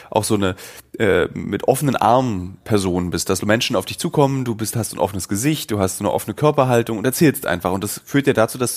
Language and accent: German; Berlin, Germany; ich bin genau, Berliner